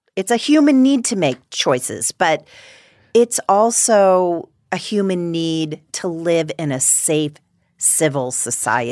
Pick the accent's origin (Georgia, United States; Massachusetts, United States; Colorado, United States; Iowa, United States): Massachusetts, United States; outside of Boston; moved away; I grew up outside of Boston